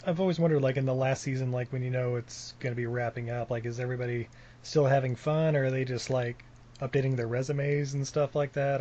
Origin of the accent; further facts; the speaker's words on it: Utah, United States; I grew up in Utah.